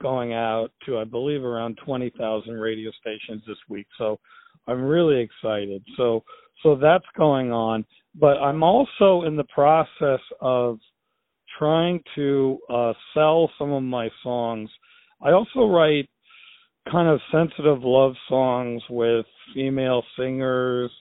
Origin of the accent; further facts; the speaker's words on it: United States; as an American